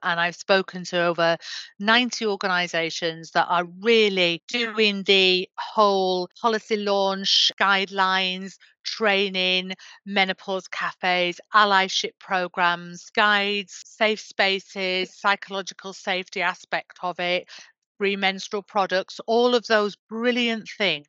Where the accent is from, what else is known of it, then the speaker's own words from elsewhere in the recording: Yorkshire and the Humber, United Kingdom; I'm from Yorkshire